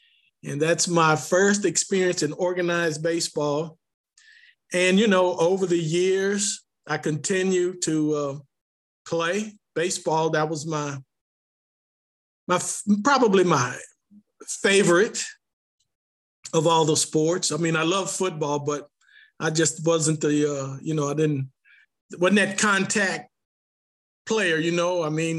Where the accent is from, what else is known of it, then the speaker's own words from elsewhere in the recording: Martinsville, Virginia, United States; Well, growing up in Martinsville was really exciting as a young child.